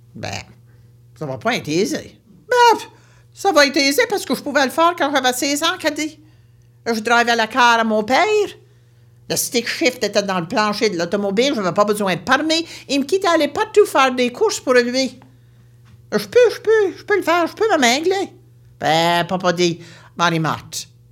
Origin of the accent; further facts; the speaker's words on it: St. Mary's Bay, Nova Scotia, Canada; Je viens de Nouvelle-Écosse, une région appelée la baie Sainte-Marie